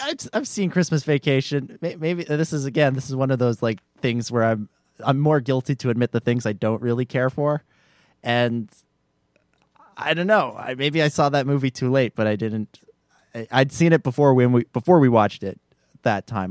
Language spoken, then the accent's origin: English; Canada; as a Canadian